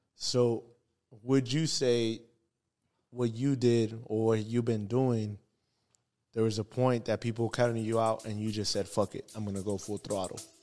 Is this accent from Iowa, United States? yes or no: no; Baldwin Park, California, United States; we're from Baldwin Park. I'm from Baldwin